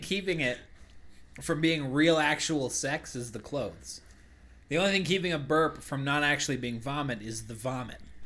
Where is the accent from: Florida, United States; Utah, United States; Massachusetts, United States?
Massachusetts, United States; Westford; moved away; we grew up in Massachusetts